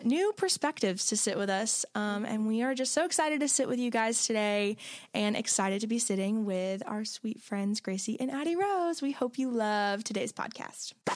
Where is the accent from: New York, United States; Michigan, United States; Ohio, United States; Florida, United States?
Florida, United States; my family are Jaguar fans because, like, we're from Florida